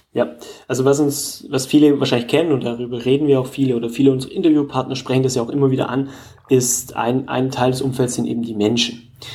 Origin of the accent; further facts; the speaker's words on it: Germany; bei uns in Deutschland